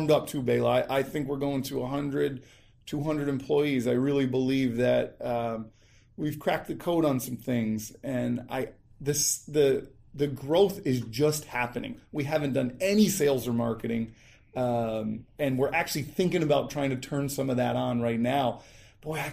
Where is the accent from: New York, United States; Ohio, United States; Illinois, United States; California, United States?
New York, United States; Rotterdam; I grew up about 10 minutes from here in a town called Rotterdam, Shelmont High School.